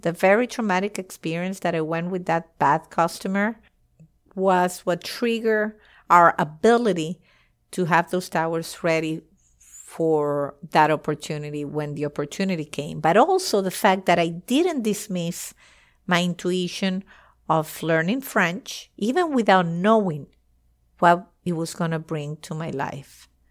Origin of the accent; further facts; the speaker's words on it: Venezuela; moved away as an adult; also born or lived in United States / France; I eventually moved back to Venezuela. I was moving from the United States to Venezuela